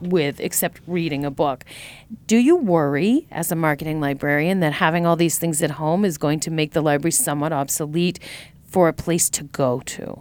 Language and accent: English; Tewksbury, Massachusetts, United States; I went to Shawsheen Tech, but I'm from Tewksbury originally